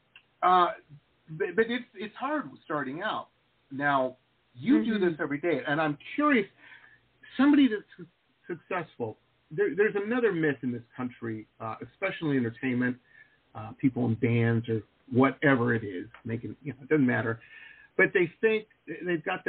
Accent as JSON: {"language": "English", "town": "Detroit", "region": "Michigan", "country": "United States", "tie": "born or raised there", "moved": "yes", "said": "I grew up in Metro Detroit"}